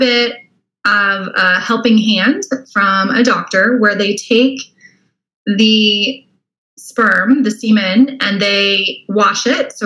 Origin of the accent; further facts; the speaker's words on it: Tempe, Arizona, United States; now in Austin, United States; I'm originally from Arizona. So okay. If you know where Tempe, Arizona is, I grew up there